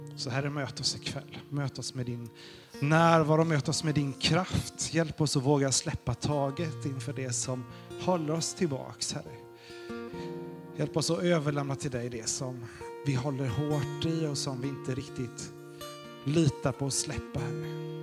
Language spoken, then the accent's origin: Swedish; Sweden; Vi är ju svenskar